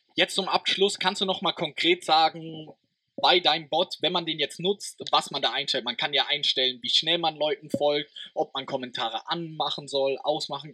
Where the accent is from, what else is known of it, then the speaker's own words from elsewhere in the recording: Germany; meiner Heimat, weil die, oder aus Deutschland